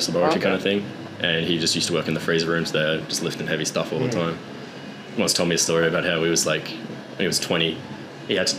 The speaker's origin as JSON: {"language": "English", "town": "Sydney", "region": "New South Wales", "country": "Australia", "moved": "yes", "said": "I moved up here from Sydney, which is where I'm from originally"}